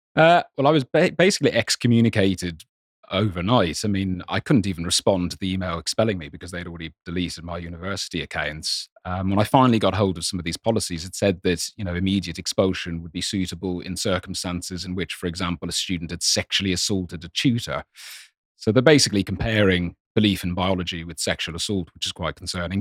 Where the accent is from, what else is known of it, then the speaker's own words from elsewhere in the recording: Ireland; I grew up in Ireland